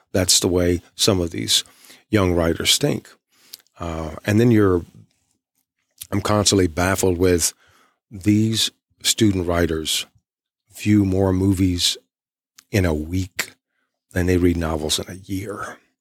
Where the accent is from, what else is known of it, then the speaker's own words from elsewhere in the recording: East Texas, United States; I'm from East Texas.